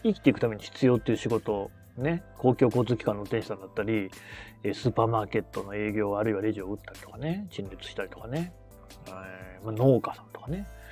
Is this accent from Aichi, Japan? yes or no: yes; Nagoya, Aichi, Japan; 名古屋の出身